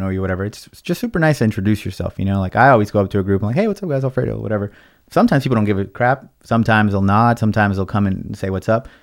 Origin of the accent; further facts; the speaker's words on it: Los Angeles, California, United States; first language Spanish; English is a second language; also born or lived in Watts, California / Lakewood, California / Long Beach, California; I'm from, uh, born and raised in L A, and, uh, I grew up in Watts, California